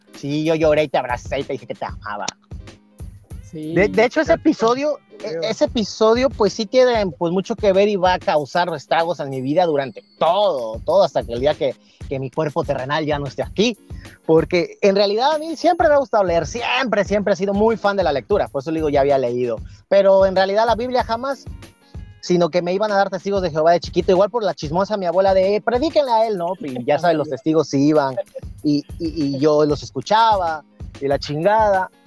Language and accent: Spanish; Veracruz, Mexico; moved away as an adult; also born or lived in northern Mexico; Soy de Veracruz, un gustazo, pero ahorita me encuentro aquí por el norte